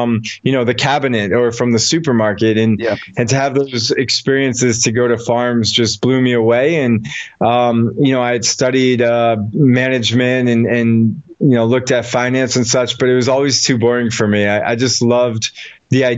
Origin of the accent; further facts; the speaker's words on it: Newton, Massachusetts, United States; I grew up just outside Boston in a place called Chestnut Hill, Newton, Massachusetts.